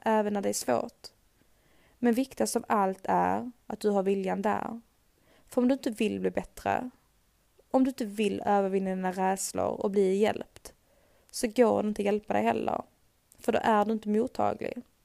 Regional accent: Sweden; Här hemma i Sverige

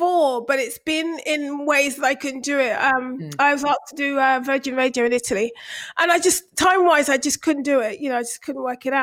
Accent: London, United Kingdom; I was born and bred in Brixton, born and raised in Brixton. I lived in army bases till I was about 5.

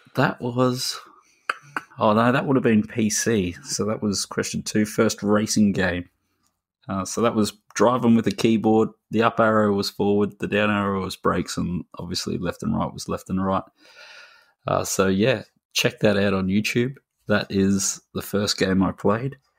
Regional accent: Australia; as an Aussie

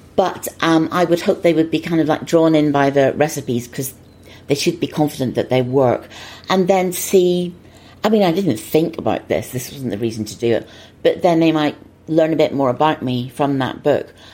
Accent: Northern Ireland, United Kingdom; moved away; I didn't grow up in an, an, easy time there. I mean, I wasn't in Belfast, I was about 50 miles north of Belfast

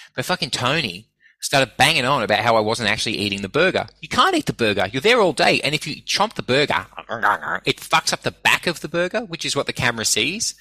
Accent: Sydney, New South Wales, Australia; also born or lived in Brisbane; when I was growing up in Sydney

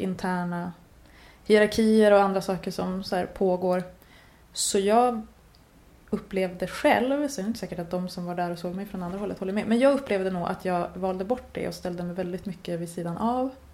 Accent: Norrbotten County, Sweden; jag är uppvuxen i Norrbotten

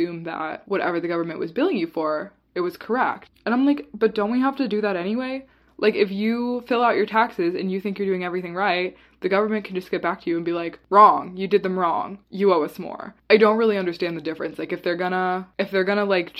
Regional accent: Virginia, United States; now in Washington, D.C., United States; being from Virginia

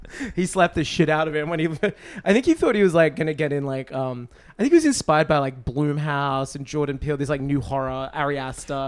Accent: Australia; my hometown

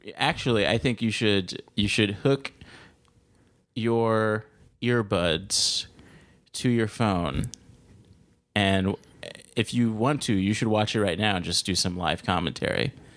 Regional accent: Los Angeles, California, United States; I grew up in L A. I grew up in South Central L A.

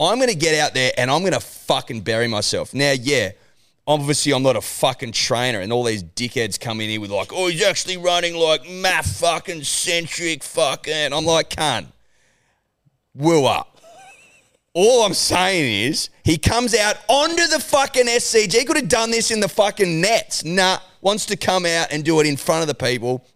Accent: Australia; We're Australian

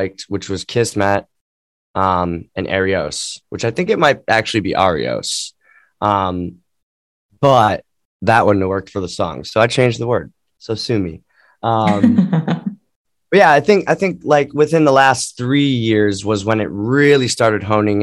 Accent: Cleveland, Ohio, United States; I grew up in Cleveland

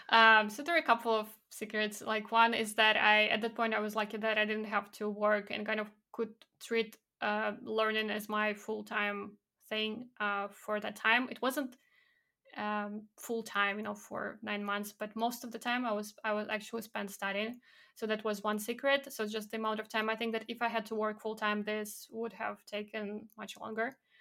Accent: Belarus; moved away as an adult; also born or lived in Poland; now in United Kingdom; my background, growing up in Belarus

